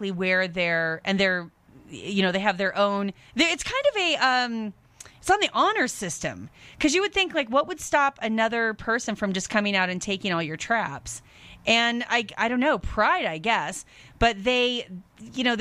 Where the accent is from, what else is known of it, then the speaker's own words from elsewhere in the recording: Seattle, Washington, United States; where I'm from the Seattle area